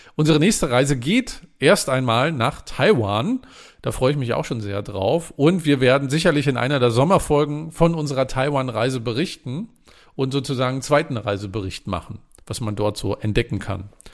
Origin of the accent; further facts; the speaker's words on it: Mecklenburg-Vorpommern, Germany; mein Heimatbundesland ist ja Mecklenburg-Vorpommern